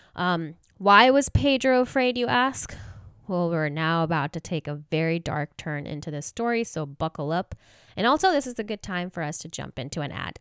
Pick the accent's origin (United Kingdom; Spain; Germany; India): India; now in Southern California, United States; I know I've told you guys that I'm from India